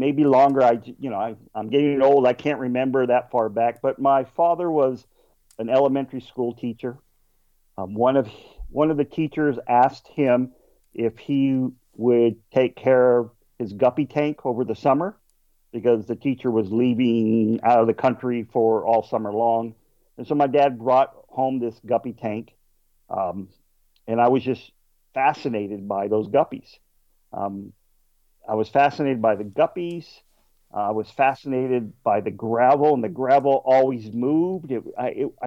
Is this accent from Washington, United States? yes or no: no; Southern California, United States; I grew up in Southern California in the desert, so water wasn't too plentiful